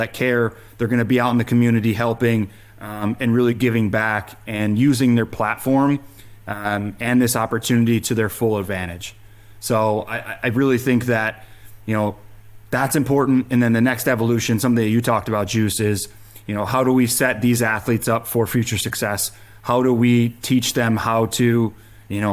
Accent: Big Ten country, Midwest, United States; growing up in Big Ten country

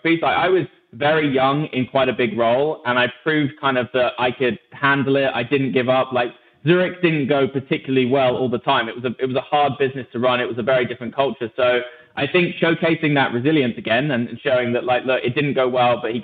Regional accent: England, United Kingdom; moved away as an adult; also born or lived in Switzerland; especially as an English person.

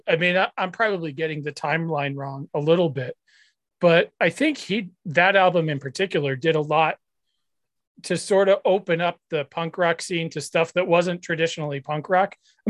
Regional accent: Nashua, New Hampshire, United States; now in Boston area, United States; I grew up in Southern New Hampshire. I grew up in Nashville, New Hampshire.

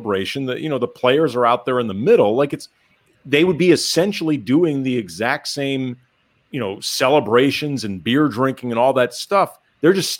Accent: St. Louis, Missouri, United States; we grew up in St. Louis, and you know, it's not as cold in the winter as Massachusetts

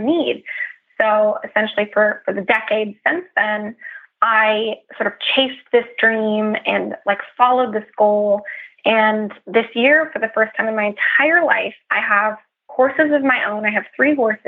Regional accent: California, United States

